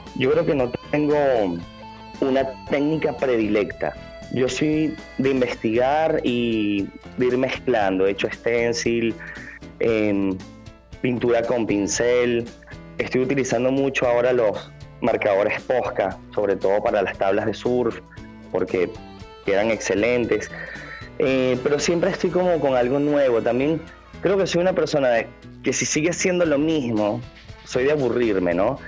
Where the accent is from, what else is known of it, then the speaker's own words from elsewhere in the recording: Venezuela; now in Buenos Aires, Argentina; estando lejos de Venezuela, lo que trato de hacer es que cuando hago una pieza natural me, me baso en mi país